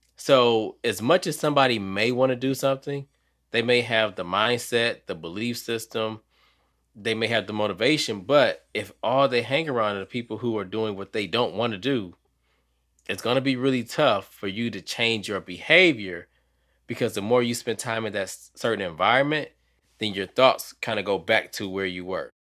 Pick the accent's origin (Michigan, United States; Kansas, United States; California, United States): Michigan, United States; Detroit; now in North Carolina, United States; I'm from Detroit, even though I'm in North Carolina now